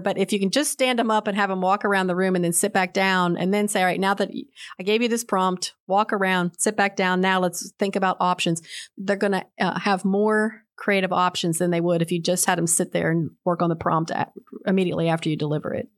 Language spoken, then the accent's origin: English; Charleston, West Virginia, United States; moved away; I was born in Charleston, West Virginia